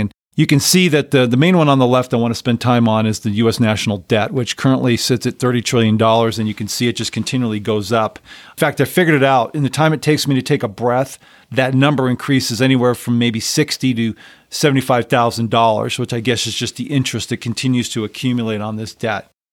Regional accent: Los Angeles, California, United States; moved away as an adult; I grew up in Southern California and so San Fernando Valley

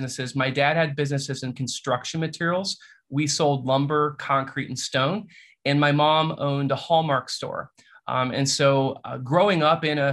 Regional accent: Bellefontaine, Ohio area, United States; now in Bellefontaine, Ohio, United States; while it's not my hometown, it was a town that I was familiar with growing up, and that's Belle Fountain, Ohio

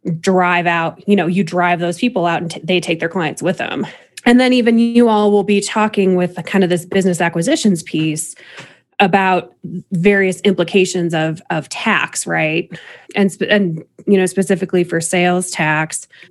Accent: Illinois, United States; I grew up in Illinois

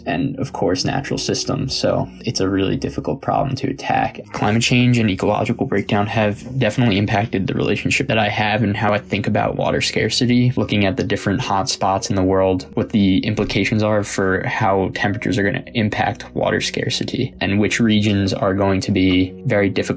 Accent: New York, United States; I am from New York and I'm 22 years old

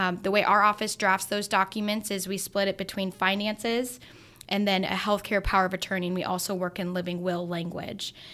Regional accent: Grand Island, Nebraska, United States; now in Lincoln, United States; I'm from Grand Island

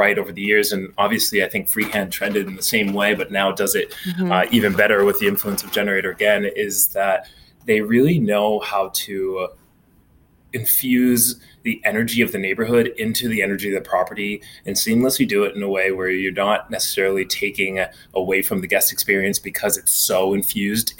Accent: Maine, United States; moved away as an adult; also born or lived in Miami; now in New York, United States; growing up in Maine, I went to college down in Miami

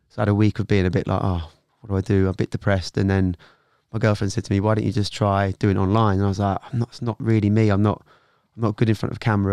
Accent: Norwich, East of England, United Kingdom; moved away as an adult; also born or lived in London; I was from Norwich originally.

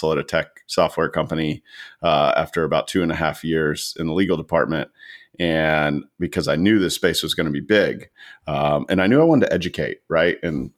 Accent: Atlanta, Georgia, United States; also born or lived in Tallahassee, Florida; I am a native Atlantan. Been here since I was born

